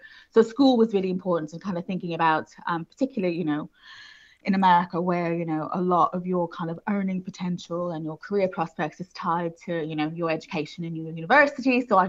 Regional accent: Houston, Texas, United States; Yes, I did. Yeah, I'm American originally

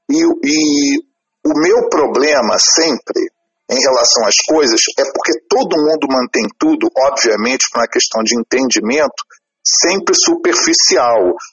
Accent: Rio de Janeiro, Brazil; como carioca, e por estar tá fazendo o primeiro show na cidade que eu nasci

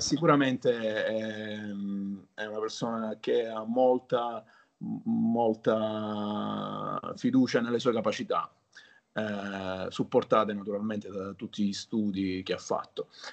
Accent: Palermo, Sicily, Italy; Io sono nato a Palermo, mm-hmm. eh, in Sicilia.

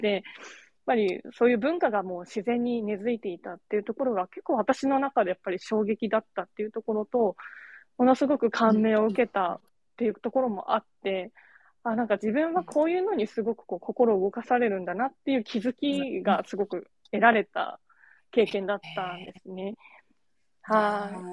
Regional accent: Kagoshima, Japan; now in Fukuoka, Japan; 私は鹿児島出身なんですけど

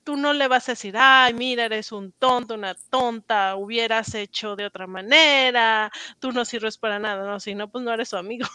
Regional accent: Mexico; accent: Mexican; moved away as an adult; also born or lived in Paris, France; now in United States

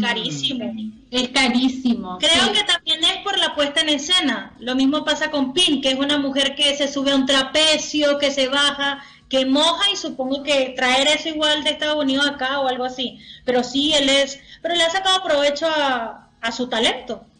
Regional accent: Venezuela; now in Chile

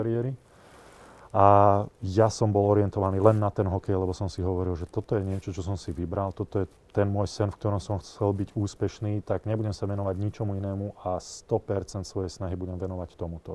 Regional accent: Nitra, Nitra Region, Slovakia; ja som vyrastal v Nitre

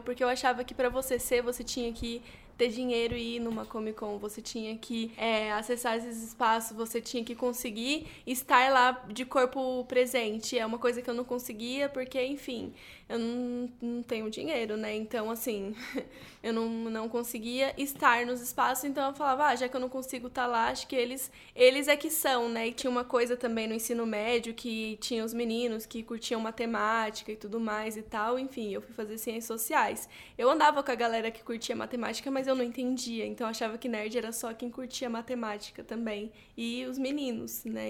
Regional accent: Barueri, São Paulo, Brazil; não é a região metropolitana de São Paulo, não é Barueri, não é onde eu cresci

